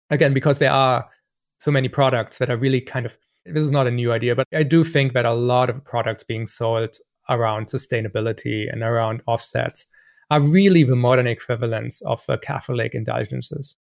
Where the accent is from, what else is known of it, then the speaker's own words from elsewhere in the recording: Germany; moved away; I grew up in Germany